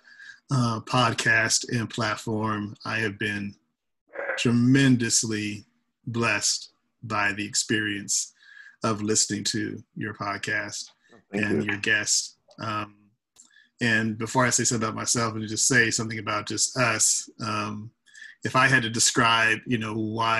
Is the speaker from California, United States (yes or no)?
yes; Los Angeles, California, United States; moved away as an adult; now in San Francisco Bay Area, United States; I hail from Los Angeles, California, where I spent half my life, my childhood and my college years